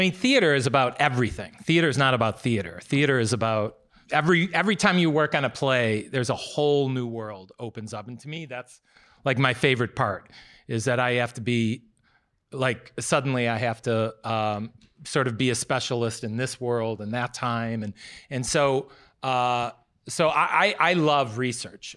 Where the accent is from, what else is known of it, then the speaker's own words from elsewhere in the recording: United States; also born or lived in Chicago, Illinois; I was born in Chicago and, uh, but I moved to a small town near Wisconsin.